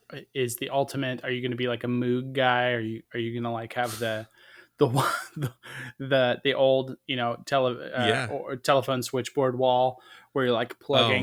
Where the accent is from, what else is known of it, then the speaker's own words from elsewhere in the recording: Tampa, Florida, United States; So I'm from Florida, and specifically from Tampa.